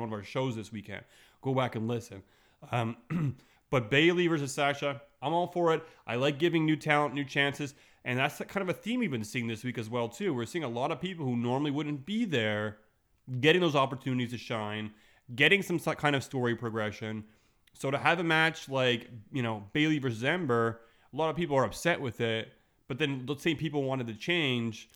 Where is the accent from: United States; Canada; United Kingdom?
Canada; Montreal, Quebec; I'm from Montreal